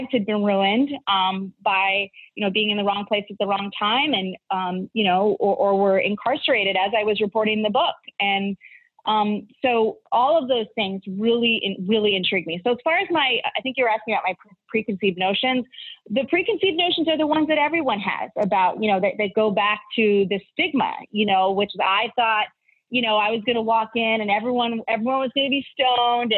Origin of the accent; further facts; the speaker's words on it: Arizona, United States; I grew up in Arizona